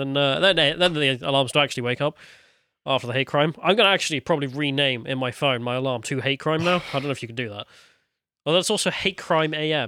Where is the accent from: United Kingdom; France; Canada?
United Kingdom; Because I'm British, not a fucking Saudi.